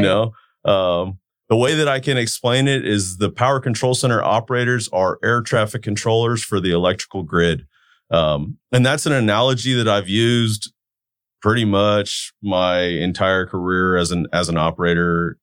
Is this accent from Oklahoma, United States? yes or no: no; Turlock, California, United States; I'm a Turlock boy, born and raised in Turlock, live in Turlock